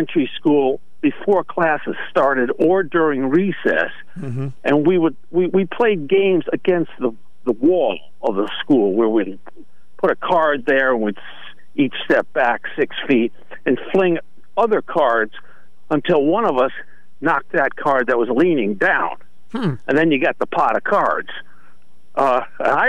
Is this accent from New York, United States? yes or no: no; Wallingford, Connecticut, United States; I grew up in Wallingford